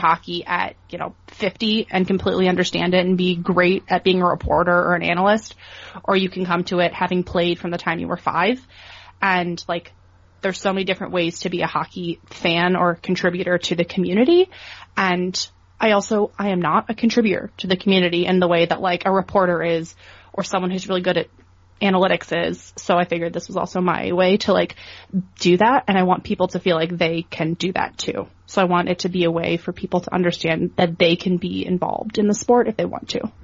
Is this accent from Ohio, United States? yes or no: yes; Cleveland, Ohio, United States; moved away as an adult; also born or lived in Buffalo; I grew up in Cleveland, Ohio, where we didn't have a professional team